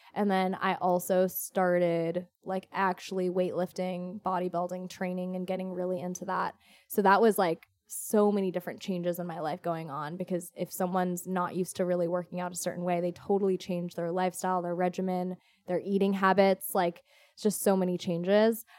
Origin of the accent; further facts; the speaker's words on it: Orange County, California, United States; I'm originally from Orange County, born and raised